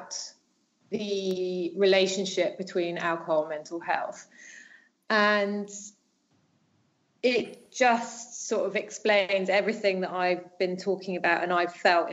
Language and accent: English; United Kingdom; moved away as an adult; now in France